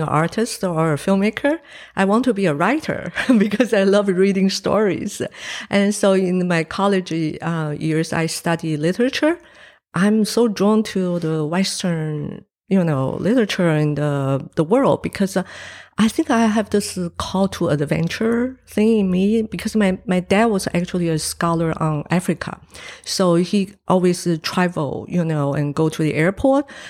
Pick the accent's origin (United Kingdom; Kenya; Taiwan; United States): Taiwan; English is a second language; now in New Zealand; I was born in Taiwan